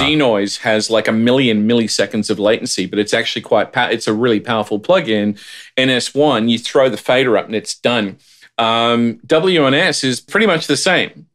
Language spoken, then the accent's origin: English; Australia; now in United States; as an Australian